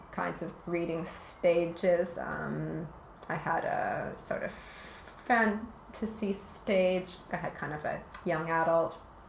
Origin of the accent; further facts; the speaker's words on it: Winnipeg, Manitoba, Canada; It's a city called Winnipeg.